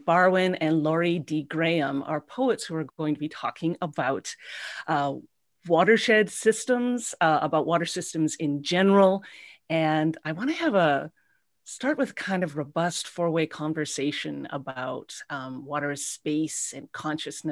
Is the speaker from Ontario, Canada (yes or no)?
no; Winnipeg, Manitoba, Canada; growing up in Winnipeg at the junction of the Red and the Assiniboine Rivers.